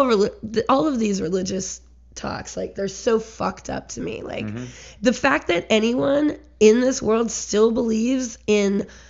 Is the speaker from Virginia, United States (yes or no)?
yes; Richmond, Virginia, United States; I grew up in the Fan.